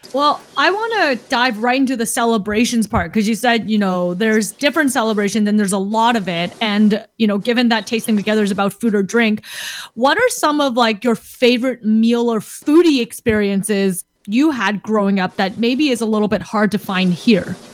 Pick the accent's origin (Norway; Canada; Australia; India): Canada; Canadian-born Chinese